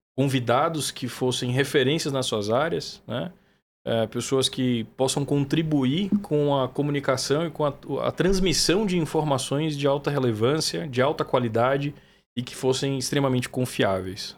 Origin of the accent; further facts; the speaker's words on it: Feira de Santana, Bahia, Brazil; moved away as an adult; also born or lived in Vassouras, Rio de Janeiro; now in São Paulo, Brazil; Eu sou de uma cidade do sertão da Bahia, chama Feira de Santana.